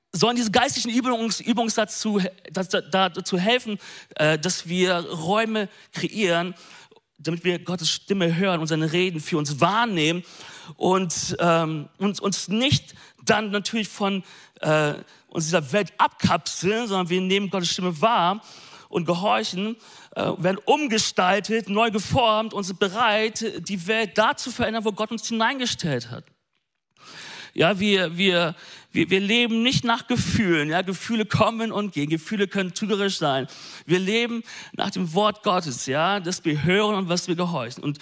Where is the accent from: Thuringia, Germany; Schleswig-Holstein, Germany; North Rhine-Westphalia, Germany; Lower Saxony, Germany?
North Rhine-Westphalia, Germany; Ich bin ein Ostwestfale, okay?